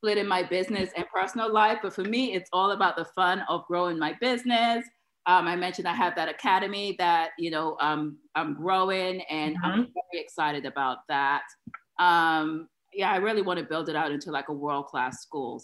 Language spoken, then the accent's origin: English; New York area, United States; moved away; also born or lived in Atlanta; I'm from the New York area